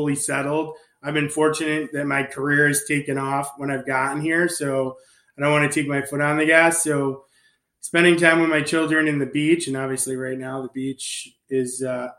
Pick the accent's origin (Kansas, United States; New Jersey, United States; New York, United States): New York, United States; now in Naples, United States; I'm from New York